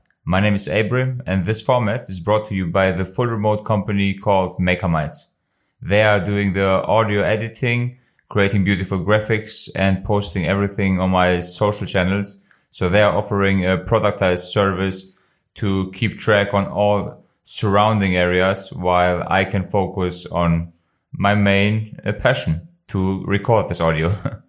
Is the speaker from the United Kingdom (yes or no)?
no; Germany; also born or lived in Kosovo; I was born in 1989 in Kosovo, and with the age of 4 in 1993, my parents decided to move to Germany.